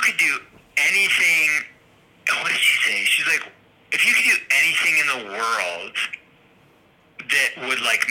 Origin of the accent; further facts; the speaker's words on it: outside of Boston, Massachusetts, United States; I grew up outside of Boston in a kind of suburban home kind of deal